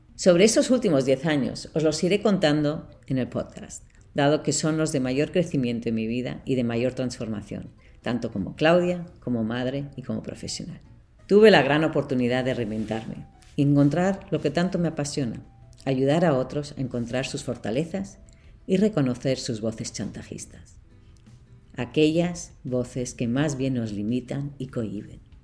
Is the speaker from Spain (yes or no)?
yes; Barcelona, Catalonia, Spain; moved away as an adult; now in Boston, United States; Soy de Barcelona, de padre alemán y madre suiza